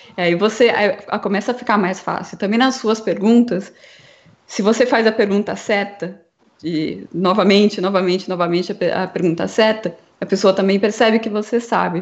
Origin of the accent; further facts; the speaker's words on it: interior of São Paulo, Brazil; Eu sou de, do interior de São Paulo